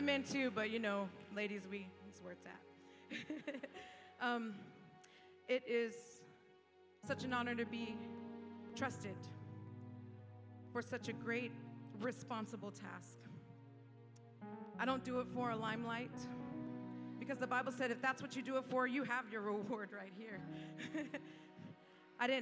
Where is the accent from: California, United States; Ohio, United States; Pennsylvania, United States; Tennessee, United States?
California, United States; moved away as an adult; now in Fort Myers, United States; I'm not from Florida. I'm from California